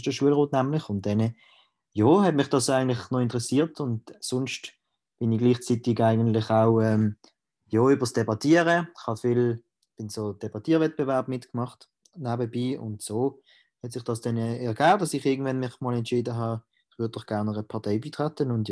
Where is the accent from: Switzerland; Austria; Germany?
Switzerland; Reinach, Basel-Landschaft; ich bin der Präsident von der Jungfreisinnigen Baselland. Ich komme aus Rinach